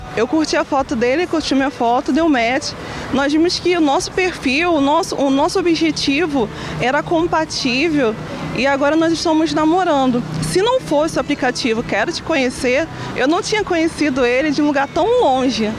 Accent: Nova Iguaçu, Rio de Janeiro, Brazil; eu sou de Nova Iguaçu, do estado do Rio de Janeiro

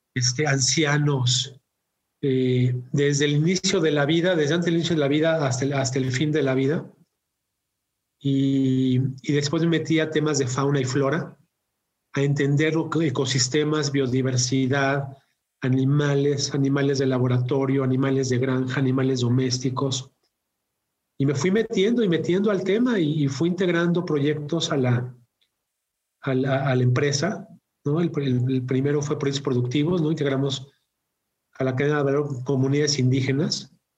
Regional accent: Mexico; also born or lived in Mexico City; mexicano de, nacimiento y vivo, vivo en, la, en la Ciudad de México

